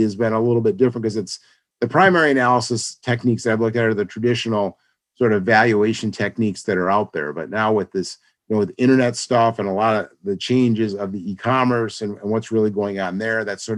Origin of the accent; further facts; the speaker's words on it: Rochester, New York, United States; moved away as an adult; also born or lived in California; I'm originally from Rochester, moved back here